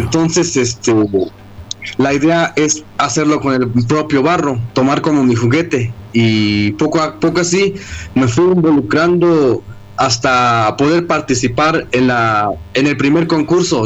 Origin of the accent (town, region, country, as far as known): Amatenango del Valle, Chiapas, Mexico